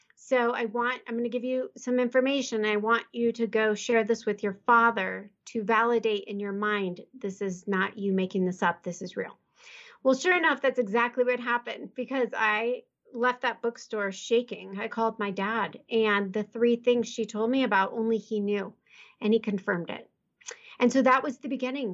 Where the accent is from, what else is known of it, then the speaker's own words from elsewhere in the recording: Midwest, United States; moved away as an adult; I'm from the Midwest.